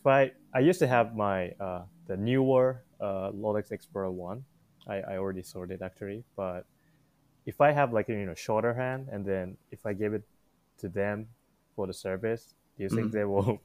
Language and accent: English; Japan; since I'm from Japan